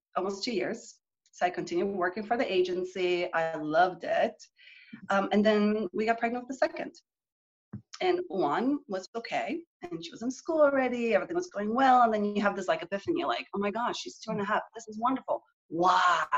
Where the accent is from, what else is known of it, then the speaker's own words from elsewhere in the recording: Canada; moved away as an adult; now in Texas, United States; I grew up in Canada and I came to Texas to do my graduate work